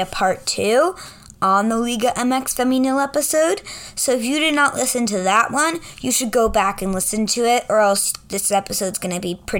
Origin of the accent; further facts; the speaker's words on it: New York, United States; I'm a New Yorker.